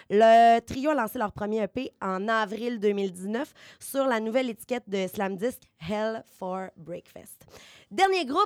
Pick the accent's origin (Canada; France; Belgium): Canada; Beauce, Quebec; accent: Beauce accent; vous avez entendu mon accent de la bosse